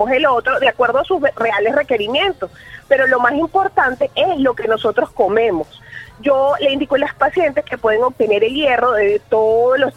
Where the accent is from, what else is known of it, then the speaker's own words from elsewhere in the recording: Venezuela; yo hice la acotación de que los venezolanos eh, estamos acostumbrados a comer mal, ah